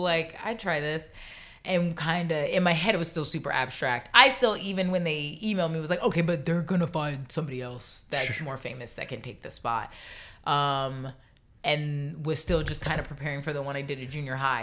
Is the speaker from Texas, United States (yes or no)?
no; Florida, United States; growing up in Florida